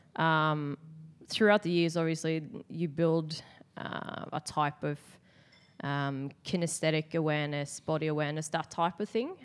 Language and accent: English; Sweden; moved away as an adult; now in Australia; I'm from Sweden